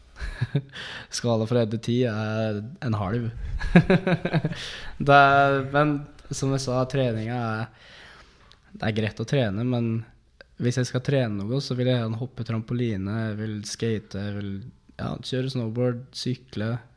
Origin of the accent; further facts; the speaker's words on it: Dombås, Innlandet, Norway; Jeg er fra Dombås.